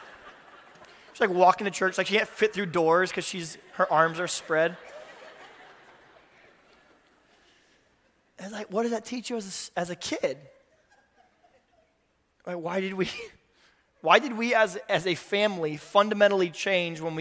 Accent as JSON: {"language": "English", "town": "Tulsa", "region": "Oklahoma", "country": "United States", "tie": "born or raised there", "said": "I grew up in the Midwest. My dad was a Lutheran pastor in Tulsa, Oklahoma"}